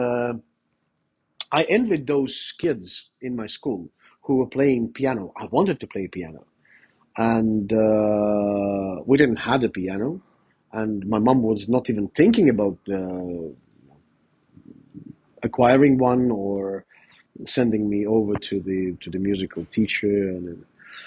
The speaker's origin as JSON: {"language": "English", "country": "Estonia", "tie": "born or raised there", "said": "I was raised in Soviet Union"}